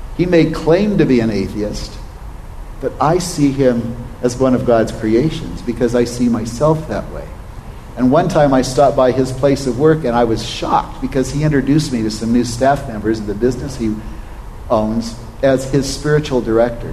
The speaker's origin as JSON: {"language": "English", "region": "Oregon", "country": "United States", "tie": "born or raised there", "said": "I was raised in Oregon on a cattle ranch"}